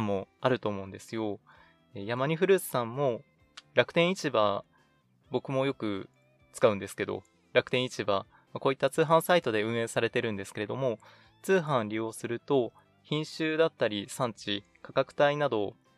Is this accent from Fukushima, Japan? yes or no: no; Nagano, Japan; moved away; 長野県地元に帰ってまいりまして